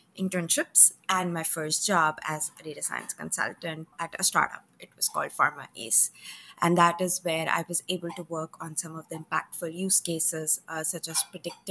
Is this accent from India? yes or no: yes; India; moved away as an adult; now in United States; I did my bachelor's back in India. So I left my hometown, flew 8,000 miles with two bags